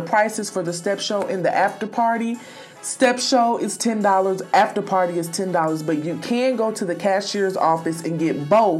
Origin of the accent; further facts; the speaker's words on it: Indianapolis, Indiana, United States; moved away; Indianapolis, my hometown.